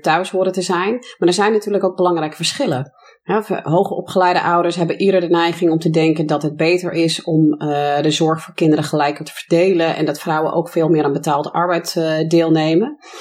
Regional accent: United States; Dutch is a second language; now in Netherlands; ik ben zelf Amerikaanse van oorsprong, dus geboren en getogen in de VS.

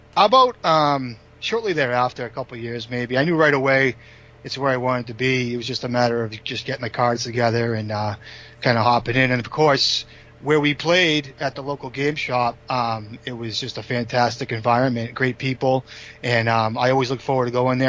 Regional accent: Boxford, Massachusetts, United States; now in Stoneham, United States; I grew up on the North Shore

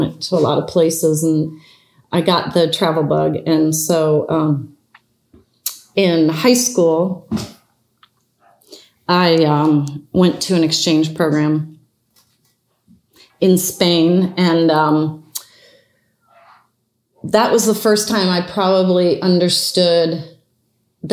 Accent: the Midwest outside of Chicago, Illinois, United States; moved away as an adult; also born or lived in Prague; now in San Francisco, United States; I grew up in the Midwest outside of Chicago, very typical childhood

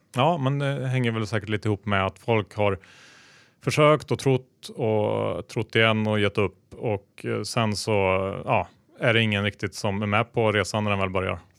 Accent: Sweden; som svensk

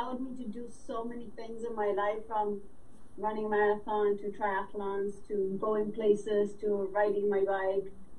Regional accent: Uruguay; moved away; also born or lived in New York City, United States; I'm from Uruguay, South America. I lived in New York City for 25 years.

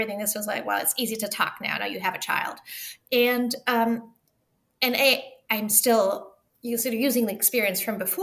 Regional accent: Germany; also born or lived in Liechtenstein / Oxford, United Kingdom; now in Pennsylvania, United States; So I'm half German and half French. I was raised in Germany, and we've moved in a lot of different countries

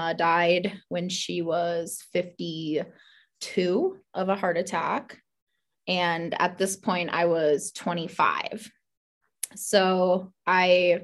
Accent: Iowa, United States; moved away as an adult; also born or lived in Omaha, Nebraska; I was born in Omaha, Nebraska. Grew up in Iowa. So small town Iowa, grew up in a town about 200 people or so

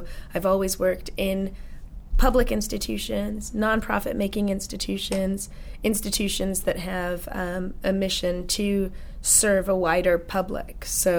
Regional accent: North Hollywood, California, United States; also born or lived in Washington, D.C.; So I lived in D.C. as a little girl, and then my parents moved to L.A., and so I grew up in North Hollywood in the Valley.

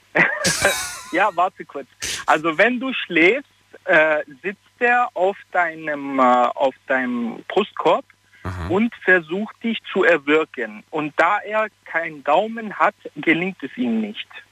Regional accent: Italy; ich bin Italiener und bei uns gibt es auch so dieses Aberglaube

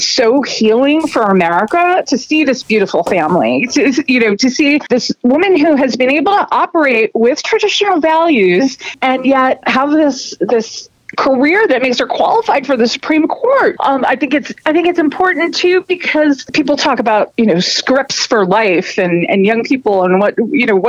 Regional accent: New York, United States; as a New Yorker

